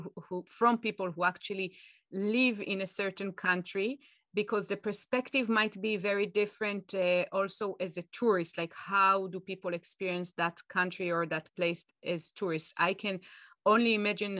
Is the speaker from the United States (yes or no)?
no; Israel; moved away; going back to my home country, Israel